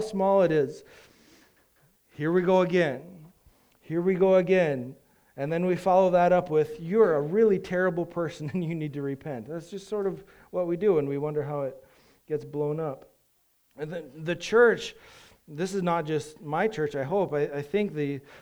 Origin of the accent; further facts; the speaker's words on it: United States; we do as an American society